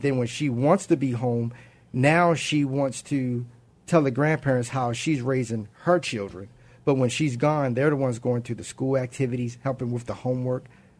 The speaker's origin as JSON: {"language": "English", "town": "Baltimore", "region": "Maryland", "country": "United States", "tie": "born or raised there", "moved": "yes", "said": "I was raised by my grandparents. I'm originally from Baltimore"}